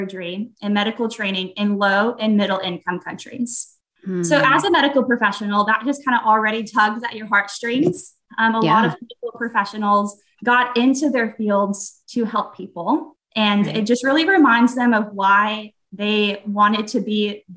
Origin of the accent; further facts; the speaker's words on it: Texas, United States; I am from Texas